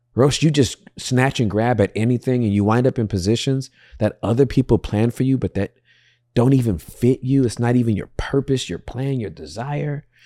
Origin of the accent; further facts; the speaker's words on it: Inglewood, California, United States; I'm from Inglewood